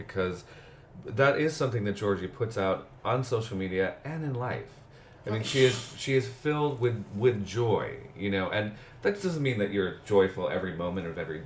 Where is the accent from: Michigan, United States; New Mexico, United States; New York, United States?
New York, United States; New York City; I'm from here. I was born in New York